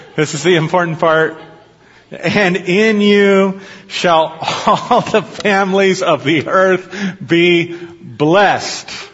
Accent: United States; I'm an American. It's all I've ever been

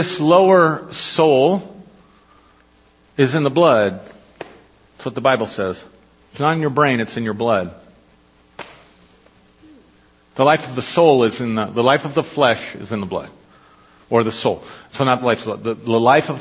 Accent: Avondale, Colorado, United States; I grew up in Avondale, Colorado, and I was born to this family, and I went to Avondale Elementary

